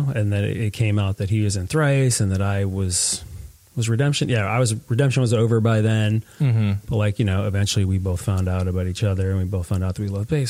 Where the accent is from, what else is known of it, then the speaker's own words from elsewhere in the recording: Stratford, Connecticut, United States; I grew up and did most of my formative years in Stratford, which is sort of southern Connecticut between Bridgeport and New Haven